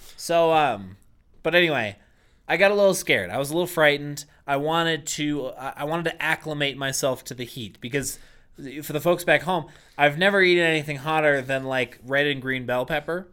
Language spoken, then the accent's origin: English; Boston, Massachusetts, United States; I grew up in Boston, Massachusetts